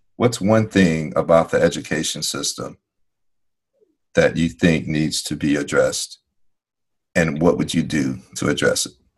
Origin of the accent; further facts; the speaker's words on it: Chicago, Illinois, United States; growing up in Chicago